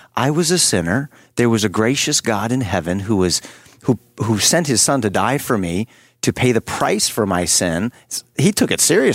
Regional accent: California, United States; I'm from California, the land of loose nuts and bolts

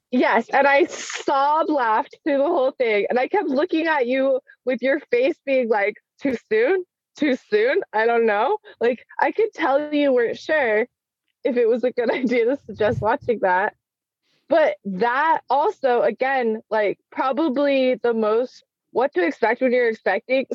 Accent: Salt Lake City, Utah, United States; I grew up in in Salt Lake City

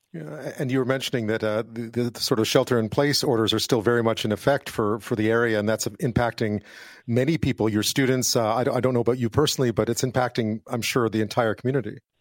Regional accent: Montreal, Quebec, Canada; growing up in Montreal, as I did

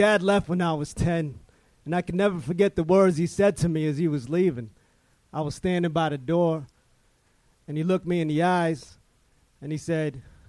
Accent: Jersey City, New Jersey, United States; now in Long Beach, United States; Jersey City. Oh, I'm nice. Living in Long Beach now.

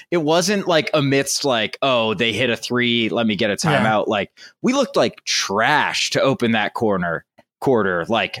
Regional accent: West Virginia, United States; in my home state of West Virginia.

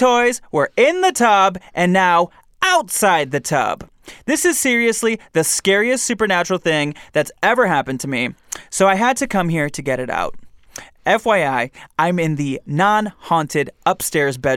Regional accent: Michigan, United States; I'm from Michigan. We have basements, too.

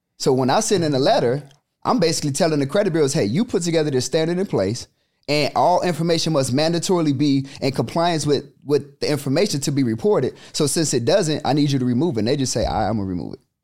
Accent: Chicago, Illinois, United States; born and raised in the South Side of Chicago

